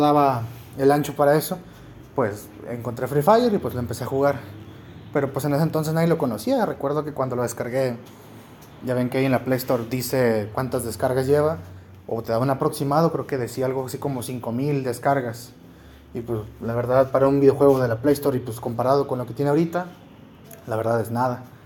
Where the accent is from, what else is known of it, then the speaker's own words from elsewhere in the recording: Mexico; somos los mexicanos y los latinos en general